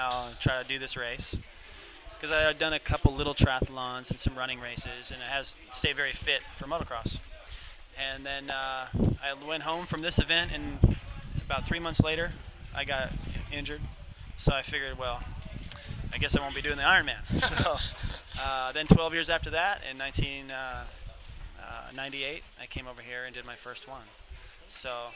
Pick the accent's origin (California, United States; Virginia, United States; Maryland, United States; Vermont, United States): California, United States; San Diego; San Diego